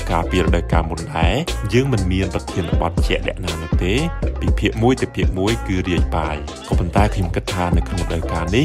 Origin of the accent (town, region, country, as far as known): Cambodia; moved away as an adult; now in Taiwan